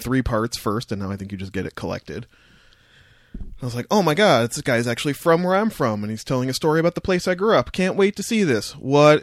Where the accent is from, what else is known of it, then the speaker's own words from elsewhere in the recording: Windsor, Ontario, Canada; now in Toronto, Canada; I'm from Windsor.